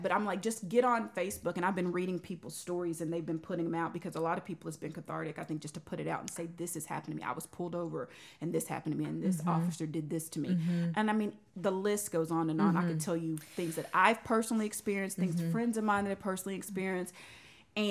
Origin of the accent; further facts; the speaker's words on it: Rowlett, Texas, United States; I grew up in Rowlett